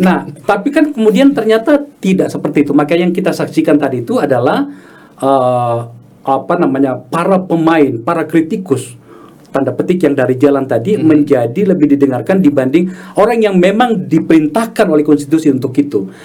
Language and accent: Indonesian; Makassar, South Sulawesi, Indonesia; kota saya saya di Makassar